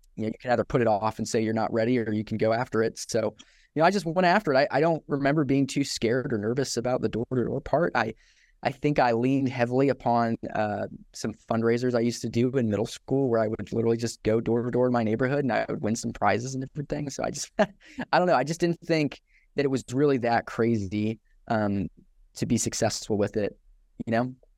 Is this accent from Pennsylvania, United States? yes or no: no; Johnson City, Tennessee, United States; also born or lived in Scotland; now in Knoxville, United States; I am from Johnson City, Tennessee, originally, uh, born in Scotland